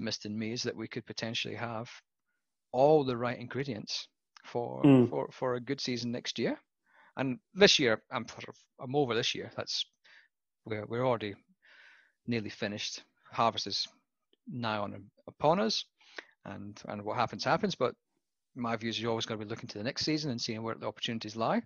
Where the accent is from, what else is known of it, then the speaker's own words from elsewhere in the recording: Scotland, United Kingdom; moved away as an adult; also born or lived in Western Australia; now in Australia; as a Scotsman